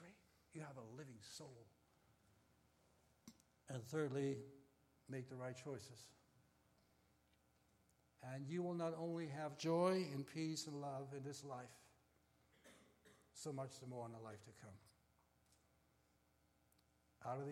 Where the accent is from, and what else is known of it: Hamburg, Germany; moved away as an adult; now in United States